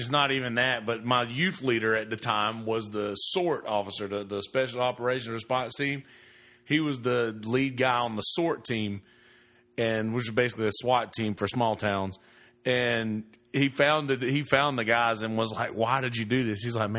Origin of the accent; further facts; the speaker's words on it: Bennettsville, South Carolina, United States; I'm from Bennisville, where me and Blair are from. We have a couple of prisons there.